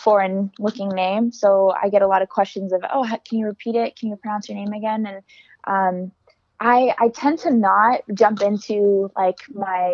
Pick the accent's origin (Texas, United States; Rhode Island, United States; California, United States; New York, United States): California, United States; Alameda; I'm from Alameda, California